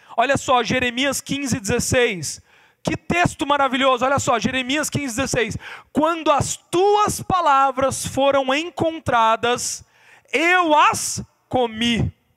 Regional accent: interior of Paraná, Brazil; eu sou do interior do Paraná

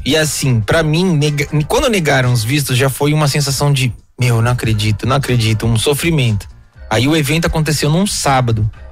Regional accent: Guarulhos, São Paulo, Brazil; cresci em Guarulhos

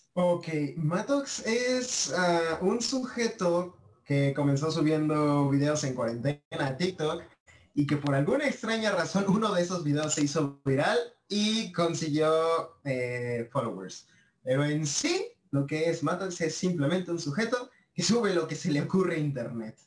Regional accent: Mexico; yo soy de México, eh, tengo 19 años

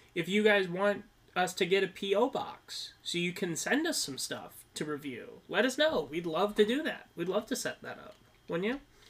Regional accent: Minnesota, United States; We're from Minnesota

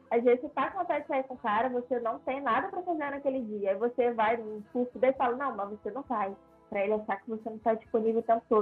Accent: Rio de Janeiro, Brazil; Tô, tô do Rio.

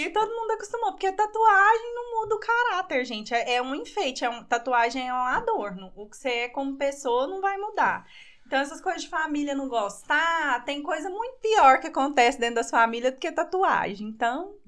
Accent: Goiânia, Goiás, Brazil; now in Piracanjuba, Brazil; nascida em Goiânia, 31 anos

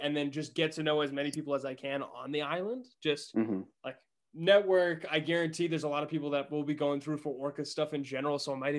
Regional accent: Massachusetts, United States; One was Woods Hole in Massachusetts, which is where I'm from. I'm originally from Massachusetts.

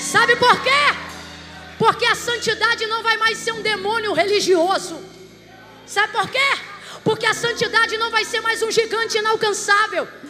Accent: Rio de Janeiro, Brazil; Eu sou do Rio de Janeiro

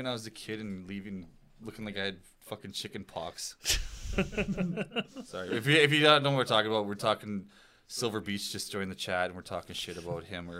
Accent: Manitoba, Canada; We're from Manitoba, man. It's cold there.

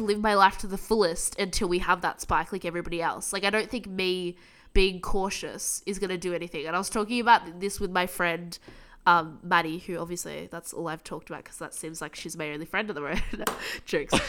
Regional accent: United States; now in Australia; I'm American

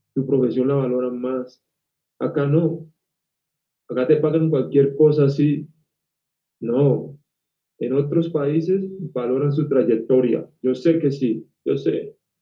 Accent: Colombia; yo acá en mi país he trabajado con RCN

